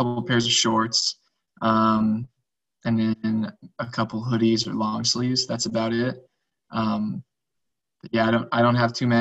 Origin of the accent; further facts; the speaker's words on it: West Coast, United States; moved away as an adult; also born or lived in Southeastern United States; I grew up on the West Coast, and you know, I went to college on the East Coast in the Southeast